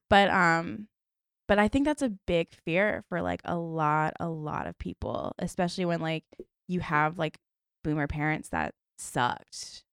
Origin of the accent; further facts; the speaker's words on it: Stafford, Virginia, United States; I'm from Stafford, Virginia, which, like, also just, like, a weird place, but no beach